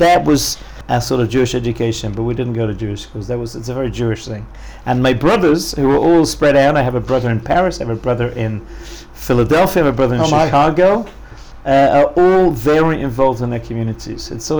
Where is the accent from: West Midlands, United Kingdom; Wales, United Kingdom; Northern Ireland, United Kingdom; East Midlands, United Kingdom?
Wales, United Kingdom; Cardiff; born or raised there; also born or lived in Leicester, England / Kansas City, United States; now in Israel